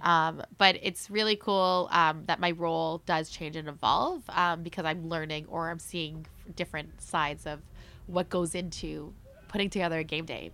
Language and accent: English; Mississauga, Ontario, Canada; also born or lived in Philippines; now in Toronto, Canada; I grew up in Mississauga